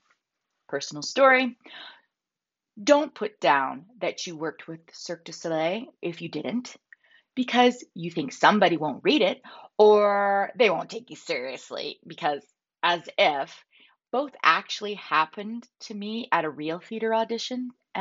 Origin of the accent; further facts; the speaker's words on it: Calgary, Alberta, Canada; I'm from Calgary.